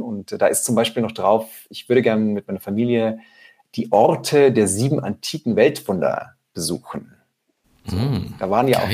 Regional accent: near a small Austrian mountain village, Styria, Austria; in der Nähe, wo ich aufgewachsen bin

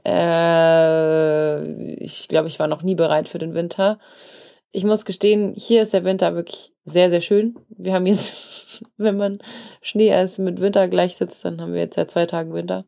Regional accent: Germany; Ich bin, bin Deutscher, bin ich gut, aber Englisch nicht so

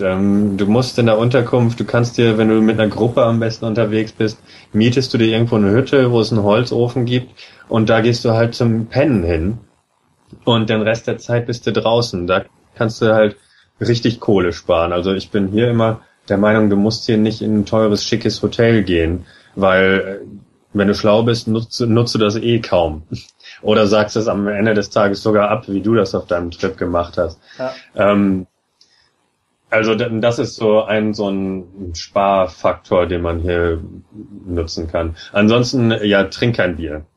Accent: Germany; now in Norway; als Deutscher

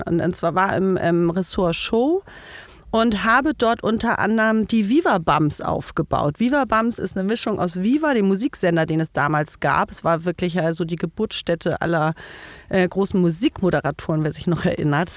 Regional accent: village in Herzogtum Lauenburg district, Schleswig-Holstein, Germany; moved away as an adult; now in Berlin, Germany; bin wirklich so richtig auf dem Bauernhof mit lauter Viehzeug aufgewachsen

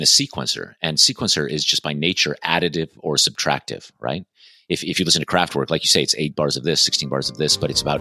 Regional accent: Nevada, United States; moved away as an adult; also born or lived in London; I grew up in Nevada

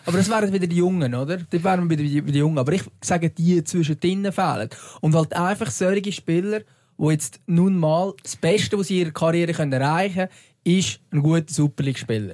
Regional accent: Lucerne, Switzerland; als Luzerner

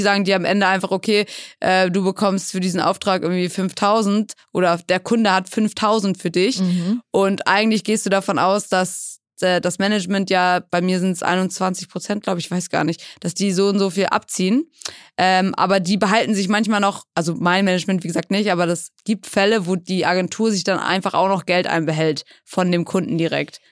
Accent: Schleswig-Holstein, Germany; also born or lived in England; now in Hamburg, Germany; Gebürtig aus England, und dann aufgewachsen in Schleswig-Holstein, so 45 Minuten von Hamburg

